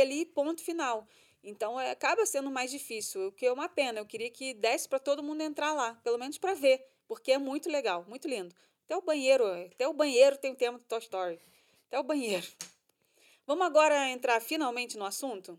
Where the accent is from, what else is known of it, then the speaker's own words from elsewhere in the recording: Rio de Janeiro, Brazil; moved away as an adult; now in Orlando, United States; Nós somos do Rio, a gente já frequentava esse restaurante quando a gente né, morava no Brasil